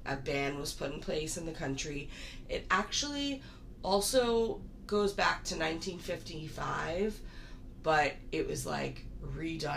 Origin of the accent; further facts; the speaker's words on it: United States; as an American